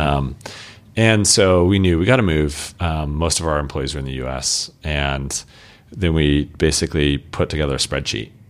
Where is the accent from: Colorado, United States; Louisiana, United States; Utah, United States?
Colorado, United States; Colorado Springs; now in Portland, United States; born and raised in Colorado, uh, Colorado Springs, Colorado